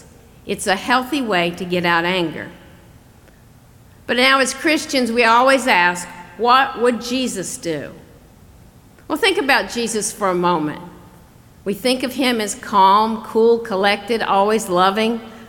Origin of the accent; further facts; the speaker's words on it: the South, United States; Now, growing up in the South, I was taught never get angry. In fact, the word we used for it was not angry, it was ill. Now, if you have trouble with my accent, that's spelled I-L-L.